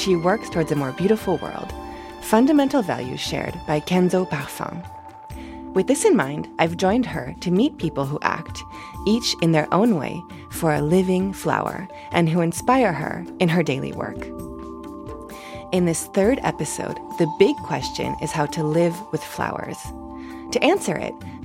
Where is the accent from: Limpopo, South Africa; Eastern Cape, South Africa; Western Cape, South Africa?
Western Cape, South Africa; Cape Town; moved away as an adult; also born or lived in Edinburgh, United Kingdom; I'm originally from Cape Town and my parents are from Shanghai, China.